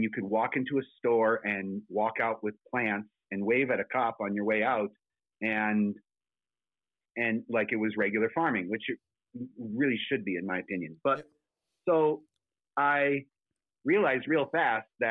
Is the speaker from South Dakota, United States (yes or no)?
yes; South Dakota, United States; moved away; also born or lived in California; my home state of South Dakota